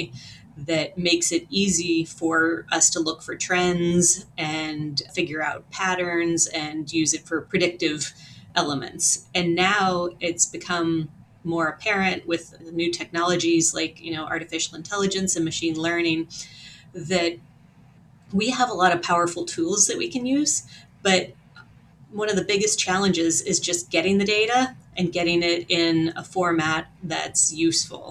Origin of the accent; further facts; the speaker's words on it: Western Pennsylvania, United States; also born or lived in South Dakota; now in New York, United States; I grew up in a very rural part of Pennsylvania and Western Pennsylvania in a lot of national forest